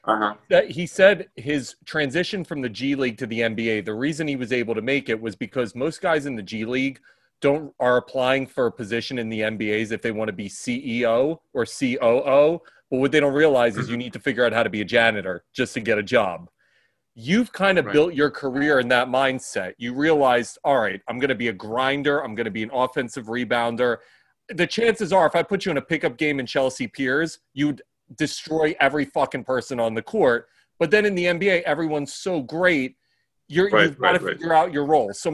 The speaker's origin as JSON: {"language": "English", "country": "Ukraine", "moved": "yes", "said": "I'm from Ukraine"}